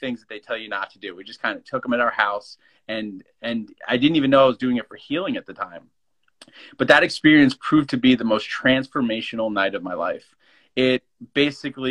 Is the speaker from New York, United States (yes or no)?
no; New Jersey, United States; I grew up in New Jersey